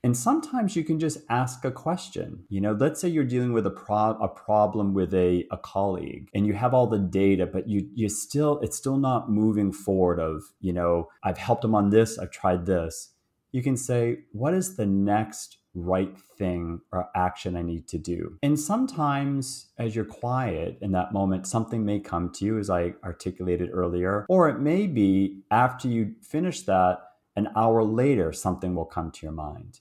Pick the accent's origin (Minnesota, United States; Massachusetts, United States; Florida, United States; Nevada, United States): Massachusetts, United States; Boston; moved away as an adult; now in Toronto, Canada; I was born, uh, in Boston, so So I'm American, and although I live in, uh, Toronto, Canada right now, and grew up in Boston